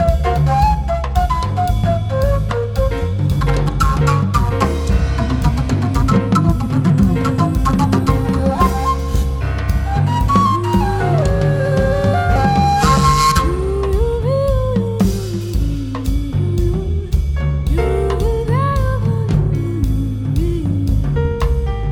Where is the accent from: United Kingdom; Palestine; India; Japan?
Palestine; Bethlehem, West Bank; in Palestine, my hometown, Bethlehem